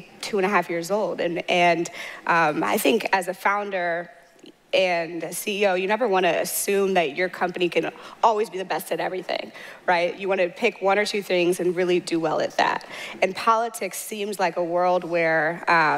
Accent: St. Louis, Missouri, United States; moved away as an adult; also born or lived in Mountain View, California / San Francisco Bay Area; now in San Francisco, United States; I'm from St. Louis, Missouri. And I moved from the St. Louis to the Bay

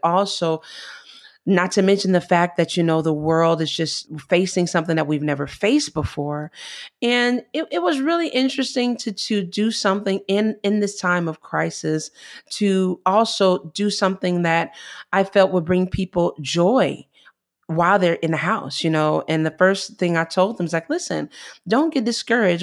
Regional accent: Chicago, Illinois, United States; moved away as an adult; now in Italy; I'm from Chicago

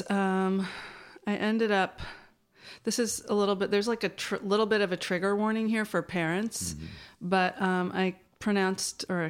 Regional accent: New York City, New York, United States; I grew up on the Upper West Side of New York City

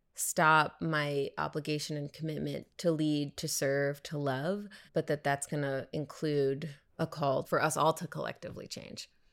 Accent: United States; American Jews

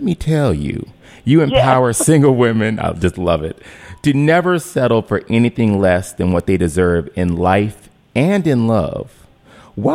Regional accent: Cleveland, Ohio, United States; we grew up together there in Cleveland

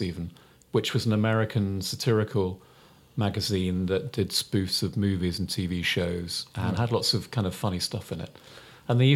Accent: Uxbridge, London, United Kingdom; I grew up in Uxbridge

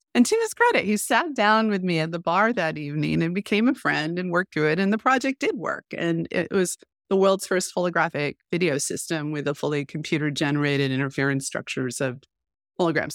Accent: United States; as an American

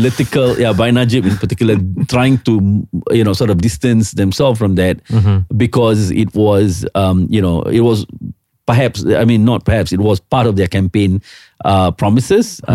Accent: Singapore; I'm Singaporean

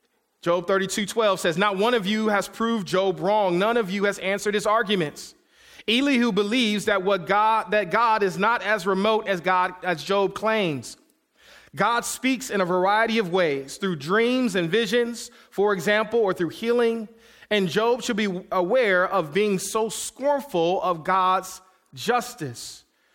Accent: Detroit, Michigan, United States; I'm kid from Detroit, Michigan, so I know how to squeeze toothpaste out of a little tube.

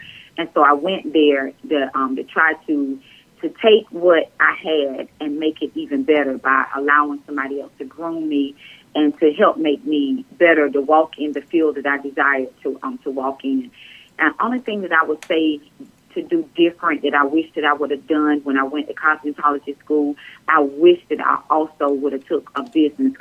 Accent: Hartsville, South Carolina, United States; I'm from Hartsville.

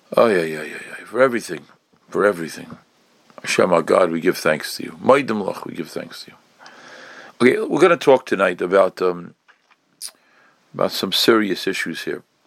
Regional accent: New York City, New York, United States; I was growing up in Crown Heights

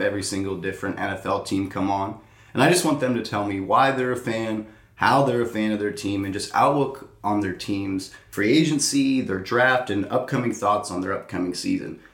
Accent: Texas, United States; also born or lived in New York; we're from New York, but I mean, we moved to Texas when we were still young kids

